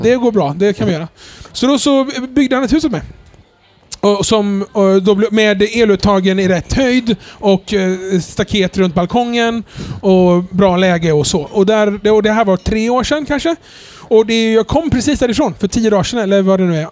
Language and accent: Swedish; Jönköping, Jönköping County, Sweden; moved away; jag kommer från vanlig arbetarklassbakgrund från Jönköping